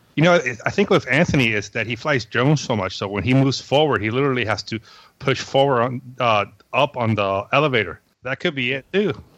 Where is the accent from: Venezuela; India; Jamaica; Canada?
Venezuela; now in Florida, United States; I was born in Venezuela